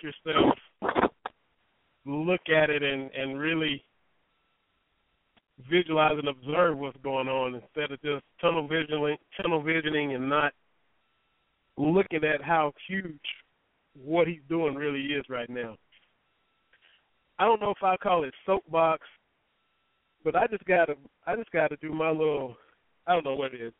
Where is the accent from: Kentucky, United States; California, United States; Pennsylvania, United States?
Kentucky, United States; Lynch; my hometown of Lynch